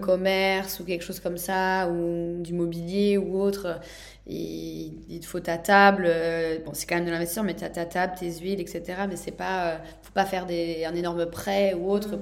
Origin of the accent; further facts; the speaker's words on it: Nantes, Pays de la Loire, France; moved away as an adult; also born or lived in Mexico; je suis née à Nantes, j'ai étudié ailleurs et après je suis partie habiter 7 ans au Mexique.